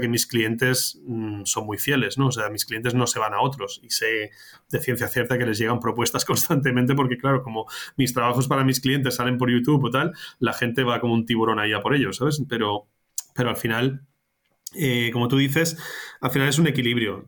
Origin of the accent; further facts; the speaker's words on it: Barcelona, Catalonia, Spain; moved away as an adult; yo soy de Barcelona, yo nací en Barcelona, pero he estado mucho tiempo fuera